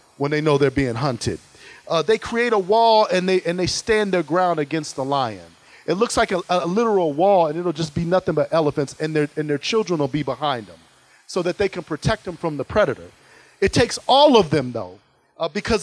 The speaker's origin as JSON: {"language": "English", "region": "Ohio", "country": "United States", "said": "I'm from Ohio"}